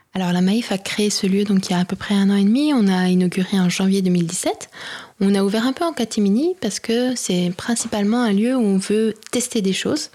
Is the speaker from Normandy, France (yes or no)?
no; Besançon, Bourgogne-Franche-Comté, France; also born or lived in Lyon / Mali / Mexico / Argentina; now in Paris, France; Je suis de Besançon à l'origine